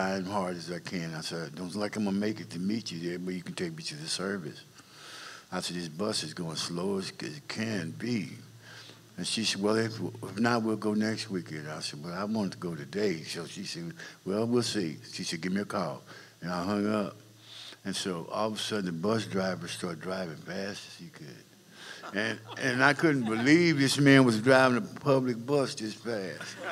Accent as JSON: {"language": "English", "town": "Compton", "region": "California", "country": "United States", "tie": "born or raised there", "also_born_or_lived": "Dallas, Texas", "said": "I was raised in Compton, California, basically all my life"}